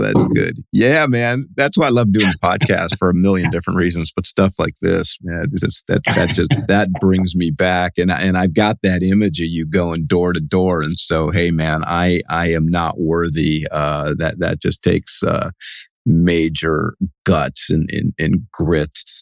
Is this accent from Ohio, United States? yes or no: yes; Cleveland, Ohio, United States; now in California, United States; I'm from Cleveland